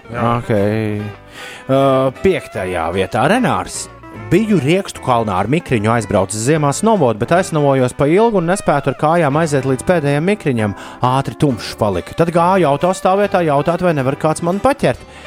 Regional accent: Latvia; es te esmu no Latvijas

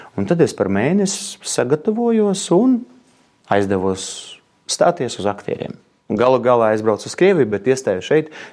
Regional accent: Ugāle, Ventspils Municipality, Latvia; now in Riga, Latvia; es esmu piedzimis kurzemē. Jā. Es nāku no tāda no Vēncpils novada. Ugāles pagastā tāda maza vietiņa

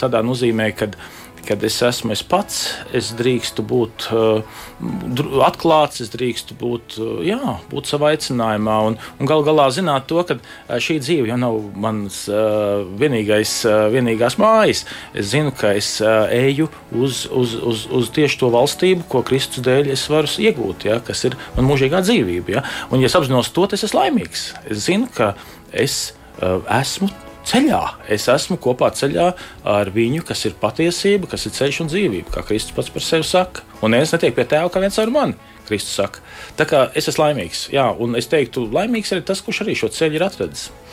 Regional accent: Latvia; also born or lived in Ireland

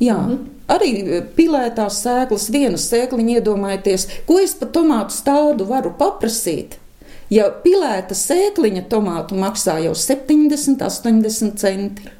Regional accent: Eleja, Jelgava Municipality, Latvia; Te ir mana dzimtā puse, Elēja.

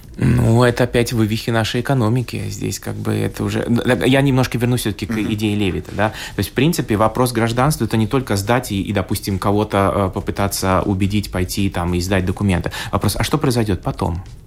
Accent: Latvia; я латыш русского происхождения

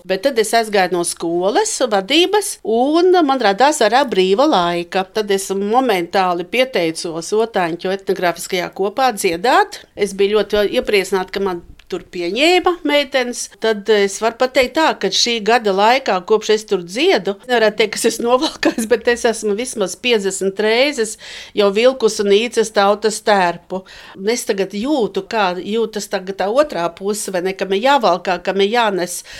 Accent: Riga, Latvia; now in Liepaja, Latvia; Nē es īstenībā esmu rīdziniece. Viss man bērnība pagāja pie Jugas ezera, tikai šai pusē, Rīvdabas muzejam pretējā pusē.

